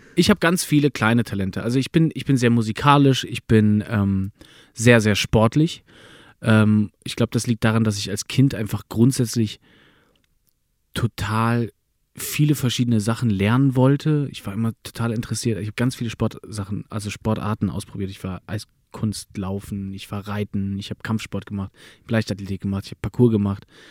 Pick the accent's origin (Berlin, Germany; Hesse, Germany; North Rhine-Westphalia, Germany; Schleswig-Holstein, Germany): Berlin, Germany; born or raised there; first language German; moved away as an adult